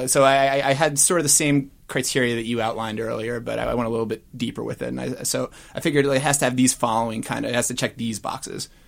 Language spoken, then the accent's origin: English; United Kingdom; immediately out by virtue of being British